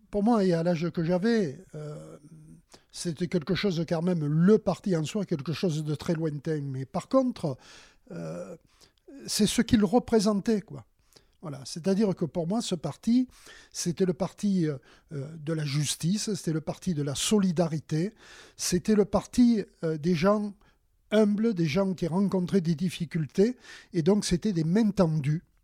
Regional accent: Marseille, Provence-Alpes-Côte d'Azur, France; moved away as an adult; now in Sanary-sur-Mer, France; Je suis originaire de Marseille, une ville qui me reste, euh, très chère.

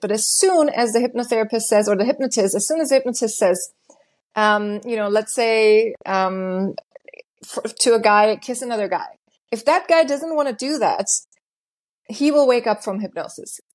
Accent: Germany; moved away as an adult; also born or lived in Los Angeles, United States; I was born and raised in Germany in a very, very small town. And when I was nineteen, I decided to go to L A by myself

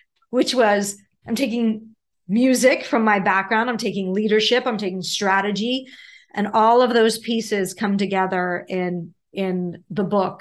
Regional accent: Pittsburgh, Pennsylvania, United States; moved away; I grew up in Pittsburgh

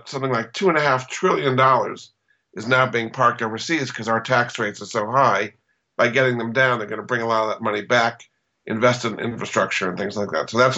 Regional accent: New England, United States; I grew up in New England

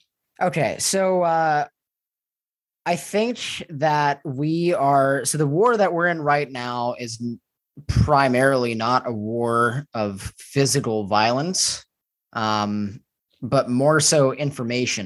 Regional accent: United States; moved away as an adult; now in Mexico; growing up as an American

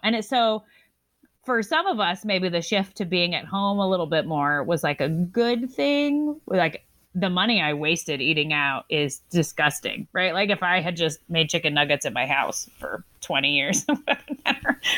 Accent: the South, United States; I'm from the South

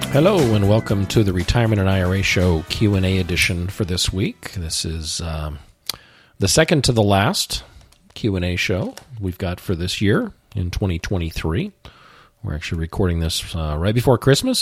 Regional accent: the West, United States; growing up in the West, I have a Western bias

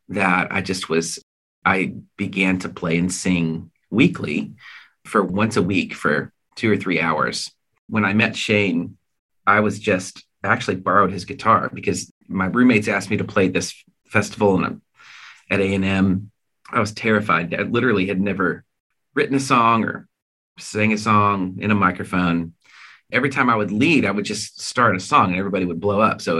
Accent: Washington, United States; also born or lived in California / Colorado / Arizona; So we grew up in Washington State, California, Colorado, Arizona.

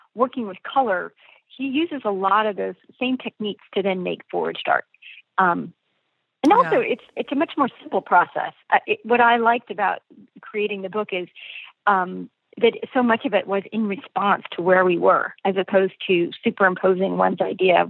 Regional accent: San Francisco, California, United States; I'm from San Francisco

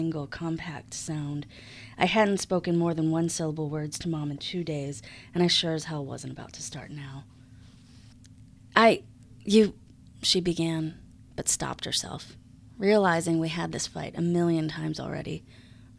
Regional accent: Buffalo, New York, United States; moved away as an adult; now in Charlotte, United States; I grew up in Buffalo, and I moved to Charlotte about 10 years ago

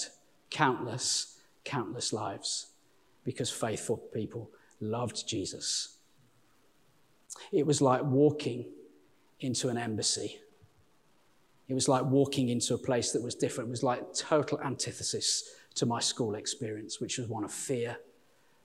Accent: Walsall, near Birmingham, West Midlands, United Kingdom; accent: Birmingham; now in Sheffield, United Kingdom; I'm from a little place, born in a place called Warsaw, which is just outside Birmingham

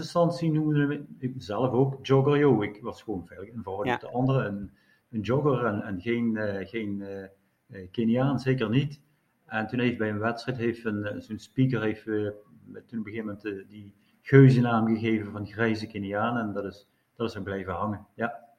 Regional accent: Netherlands; zijn ook als Nederlander erg betrokken bij, bij het gebeuren

